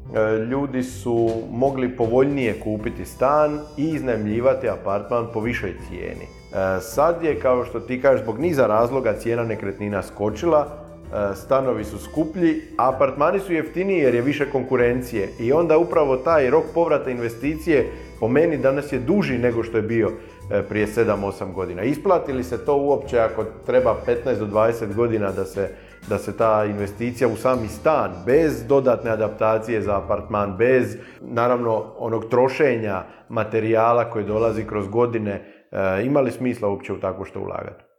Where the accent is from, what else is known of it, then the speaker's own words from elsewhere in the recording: Dalmatia, Croatia; ovdje kod nas u Dalmaciji